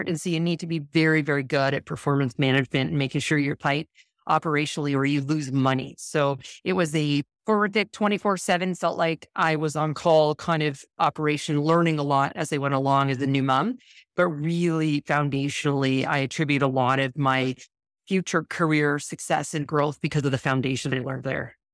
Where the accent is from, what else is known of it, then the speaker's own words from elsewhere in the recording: Western Canada, Canada; moved away as an adult; also born or lived in Toronto, Canada; I'm originally from Canada, so I moved across from western to eastern Canada, I lived in Toronto